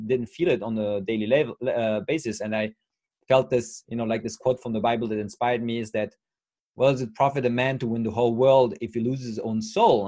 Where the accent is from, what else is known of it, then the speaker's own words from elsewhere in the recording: France; English is a second language; I'm 35 years old from France